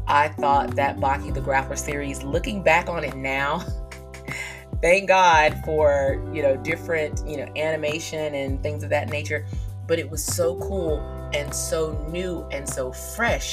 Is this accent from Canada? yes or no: no; South Georgia, United States; I am from South Georgia